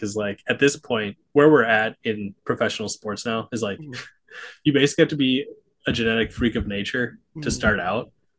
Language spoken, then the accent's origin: English; Minnesota, United States; I'm from Minnesota